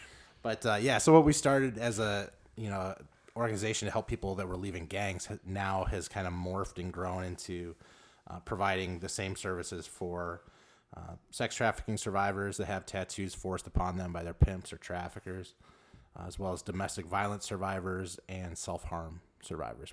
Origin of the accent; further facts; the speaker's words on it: Los Angeles, California, United States; moved away as an adult; also born or lived in Lake Zurich, Illinois; now in Illinois, United States; I grew up in South Central Los Angeles